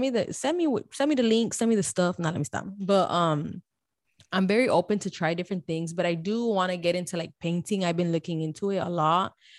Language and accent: English; Miami, Florida, United States; now in Houston, United States; Born and raised in Miami Dade